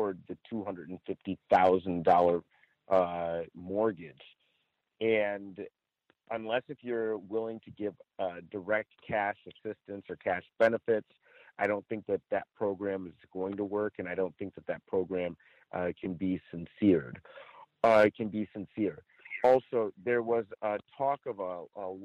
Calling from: Chino, California, United States; I'm calling from Chino, California.

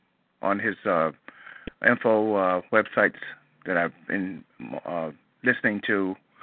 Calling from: Moreno Valley, California, United States; I'm calling you from California

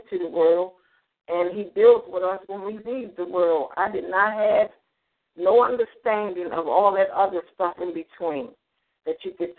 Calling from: Baltimore, Maryland, United States; I'm calling in from Baltimore, Maryland

